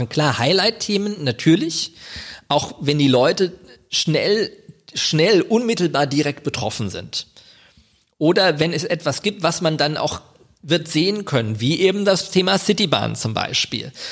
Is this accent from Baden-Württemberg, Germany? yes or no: no; Wiesbaden, Hesse, Germany; also ich bin gebürtiger Wiesbadener, muss man dazu sagen. ja, ich wohne in Kastell, aber ich bin tatsächlich in Wiesbaden geboren, nicht in Mainz.